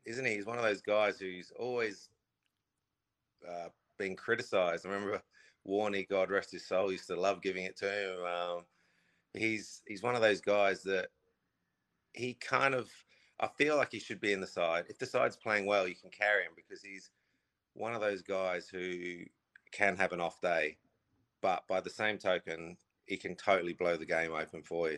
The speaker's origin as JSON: {"language": "English", "country": "Australia", "tie": "born or raised there", "said": "I grew up in Australia"}